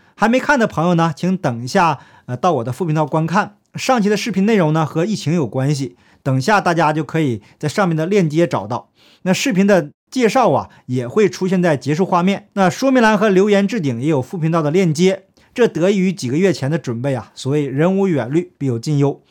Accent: Heilongjiang, China; moved away; 我的家乡黑龙江为例吧， 我们那个县城啊，剩下的大部分都是老弱病残

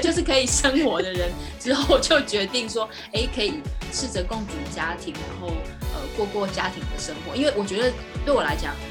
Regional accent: Yilan, Yilan County, Taiwan; moved away; also born or lived in Taipei, Taiwan; 我是从宜兰出生的小孩，那那个是嗯。比较没有那么都市化的地方，就是我小时候。后来到了台北来求学呀

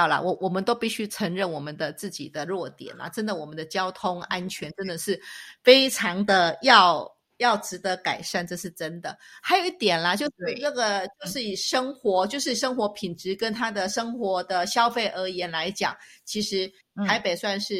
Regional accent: Taipei, Taiwan; now in Switzerland; 那我们来看看我们的台北

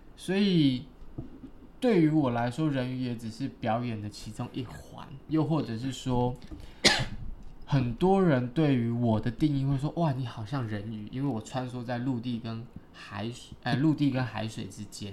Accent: Taiwan; also born or lived in Green Island / Xiaoliuqiu; I'm from Taiwan

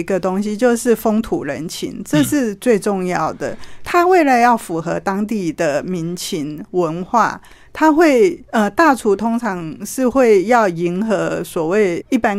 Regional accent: northern Taiwan, Taiwan; also born or lived in Dadaocheng, Taipei; 可能我们北部人不会这么吃。

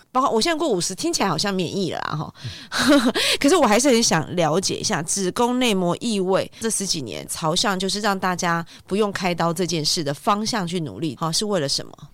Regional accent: Taiwan; 我们台湾人好像传统的观念就是这样

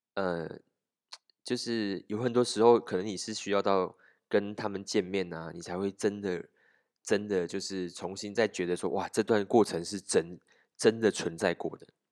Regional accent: Malaysia; 我们马来西亚人

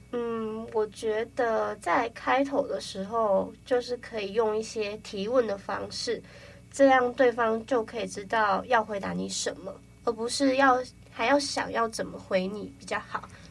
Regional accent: Kaohsiung, Taiwan; moved away as an adult; now in Taipei, Taiwan; 我是从高雄来的，就是其实我也是来台北读大学这样子

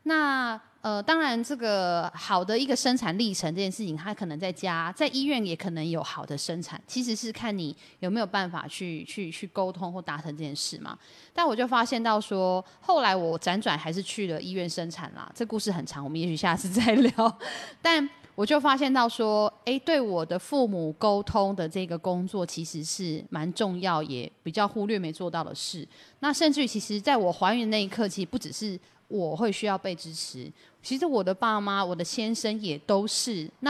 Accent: Yilan County, Taiwan; 我们宜兰人

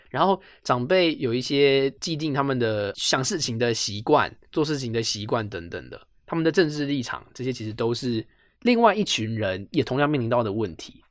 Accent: Taipei, Taiwan; 我就是一个台北人

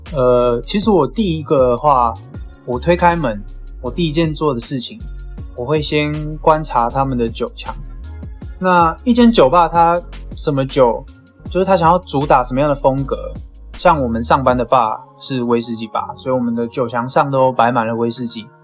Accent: Taiwan; 我们台湾人的口味，就是喜欢甜的感觉

